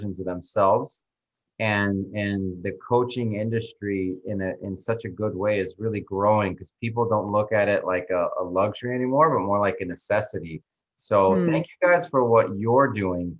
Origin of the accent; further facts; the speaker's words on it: New Mexico, United States; moved away as an adult; now in Miami, United States; I grew up in New Mexico, so not too far from you guys, and then went to college there